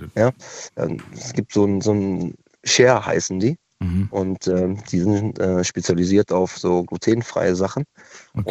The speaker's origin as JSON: {"language": "German", "town": "Cologne", "region": "North Rhine-Westphalia", "country": "Germany", "said": "Ich komme zwar aus Köln"}